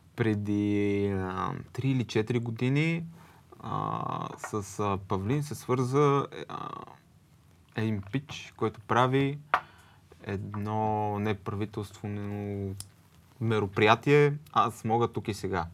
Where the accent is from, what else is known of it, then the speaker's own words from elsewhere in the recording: Sofia, Sofia City, Bulgaria; Аз съм от София.